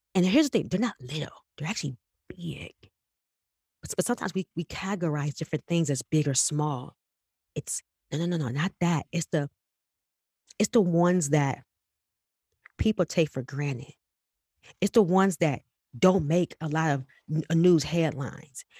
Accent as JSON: {"language": "English", "town": "Detroit", "region": "Michigan", "country": "United States", "said": "I'm from West Side, I'm from Eight Mile"}